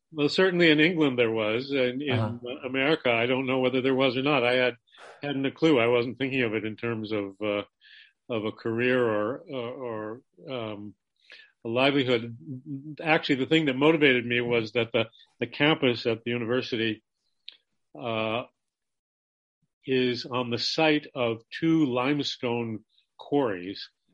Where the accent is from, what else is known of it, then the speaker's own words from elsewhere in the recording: Los Angeles, California, United States; moved away as an adult; also born or lived in Santa Cruz, California; now in Santa Cruz Mountains, United States; I was born in Los Angeles, California, in the San Fernando Valley.